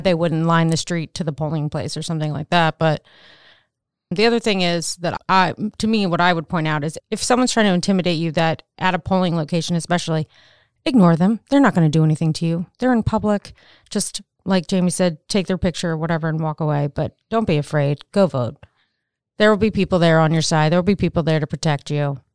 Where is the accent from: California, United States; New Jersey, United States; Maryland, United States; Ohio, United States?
Maryland, United States; moved away as an adult; also born or lived in North Carolina; I went to East Carolina, but I'm from Maryland